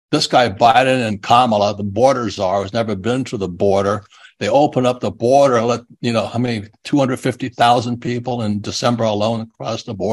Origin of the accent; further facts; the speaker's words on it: Phoenix, Arizona, United States; I said, "I'm from I'm from Phoenix, Arizona, where we still can't count, and we're still counting the ballots here."